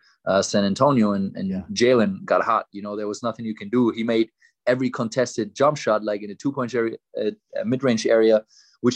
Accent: Würzburg, Bavaria, Germany; born or raised there; moved away as an adult; also born or lived in Munich; now in Dallas, United States

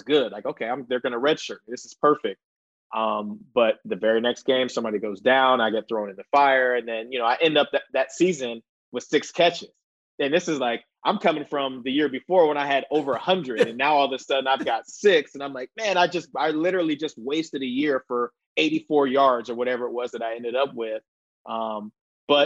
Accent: Columbus, Ohio, United States; moved away as an adult; I grew up in Columbus, Ohio

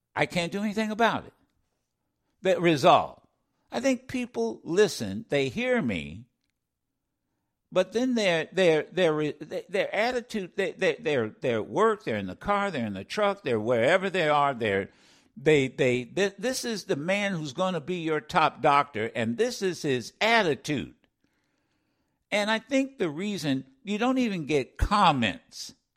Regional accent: Ohio, United States; accent: Ohio; my Ohio accent

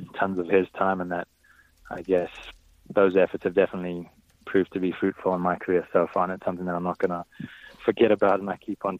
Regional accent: South Africa; growing up in South Africa. That's what we watch on TV.

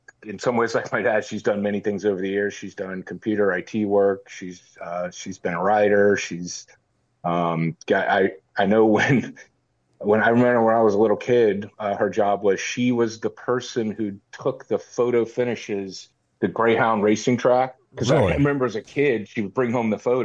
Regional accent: Tampa, Florida, United States; I'm born and raised in Tampa, Florida. I'm a sixth generation

